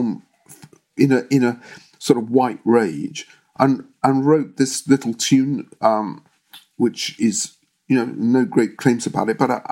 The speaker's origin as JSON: {"language": "English", "region": "London", "country": "United Kingdom", "tie": "born or raised there", "said": "when I was growing up in London"}